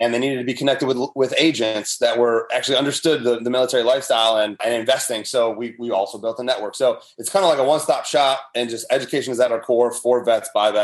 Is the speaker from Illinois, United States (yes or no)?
yes; Chicago, Illinois, United States; moved away as an adult; I grew up in the Chicagoland area